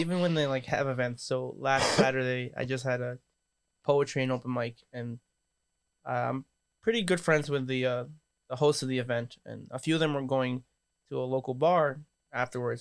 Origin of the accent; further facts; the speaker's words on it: New York City, New York, United States; also born or lived in Northern California; now in Matawan, United States; I'm from New York and I moved out here